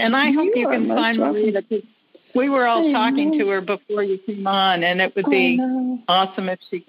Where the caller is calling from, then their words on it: Melbourne, Florida, United States; I'm calling from Melbourne, Florida.